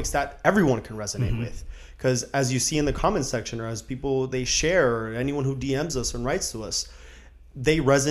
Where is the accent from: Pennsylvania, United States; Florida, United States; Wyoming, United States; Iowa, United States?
Florida, United States; Miami; we're from Miami